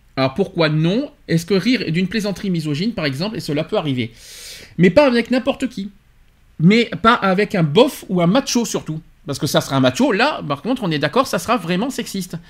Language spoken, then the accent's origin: French; France; chez nous en France